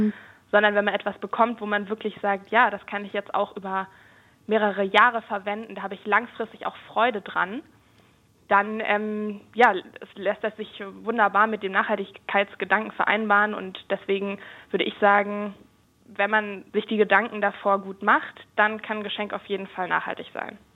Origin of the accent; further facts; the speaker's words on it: Germany; bei uns in Deutschland